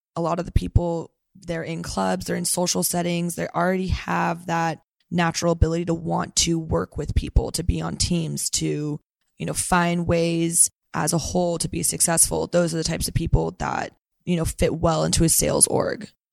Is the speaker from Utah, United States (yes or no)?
no; Santa Cruz, California, United States; now in San Francisco, United States; I am from Santa Cruz, California. So, NorCal girl, through and through.